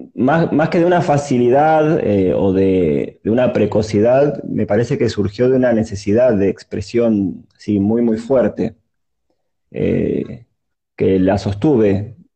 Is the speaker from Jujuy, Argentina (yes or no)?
no; Buenos Aires, Argentina; also born or lived in Mar del Plata; nací acá en Buenos Aires, pero pasé algunos años de mi primera infancia en Mar del Plata.